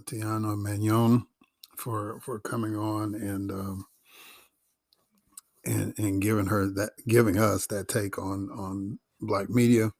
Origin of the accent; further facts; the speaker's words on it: Chicago, Illinois, United States; now in Atlanta, United States; I grew up in Chicago